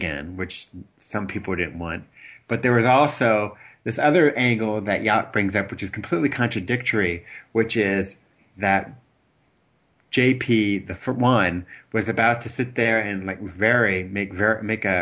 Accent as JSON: {"language": "English", "country": "United States", "said": "I'm an American down here"}